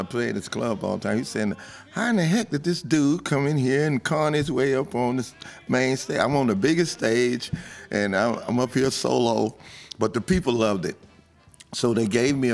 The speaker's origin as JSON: {"language": "English", "town": "Bernice", "region": "Louisiana", "country": "United States", "said": "I'm from Bernice, Louisiana, a little small town."}